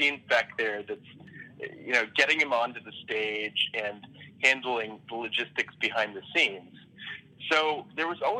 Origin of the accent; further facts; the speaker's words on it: Atlanta, Georgia, United States; also born or lived in Boston, Massachusetts; now in Baltimore, United States; I'm originally from Atlanta, Georgia